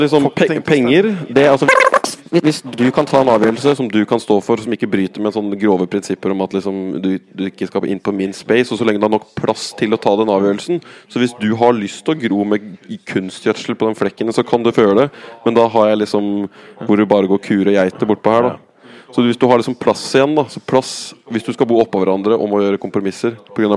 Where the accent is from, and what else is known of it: Norway